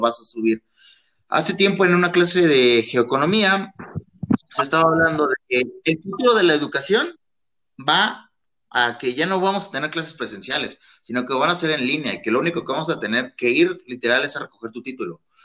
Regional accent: Mexico; como estudiantes mexicanos

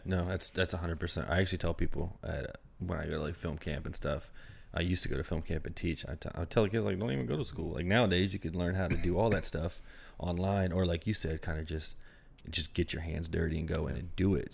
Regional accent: Maryland, United States; I'm from Maryland

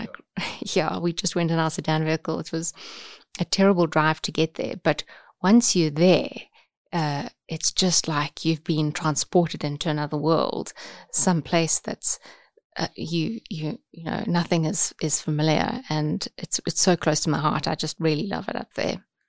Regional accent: Umkomaas, KwaZulu-Natal, South Africa; I grew up on the south coast, so a tiny little town called Umkumas

